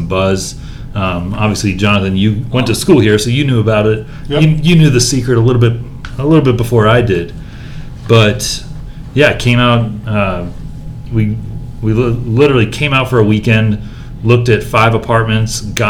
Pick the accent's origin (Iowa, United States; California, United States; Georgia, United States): Georgia, United States; Atlanta; moved away as an adult; also born or lived in Arizona; now in Austin, United States; I'm actually from Atlanta, Georgia. Grew up in Atlanta